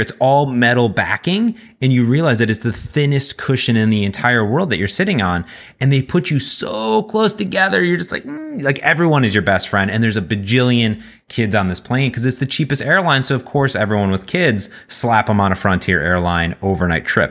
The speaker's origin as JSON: {"language": "English", "town": "Cleveland", "region": "Ohio", "country": "United States", "moved": "yes", "said": "I come from Cleveland originally. and I have family back there"}